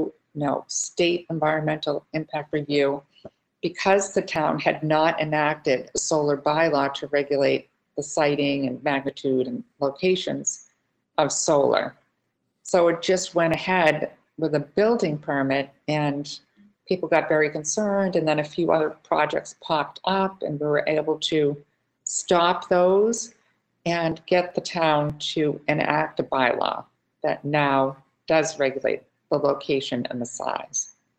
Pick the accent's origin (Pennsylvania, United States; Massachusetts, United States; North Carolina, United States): Massachusetts, United States; Plymouth; I first got involved in Plymouth, my hometown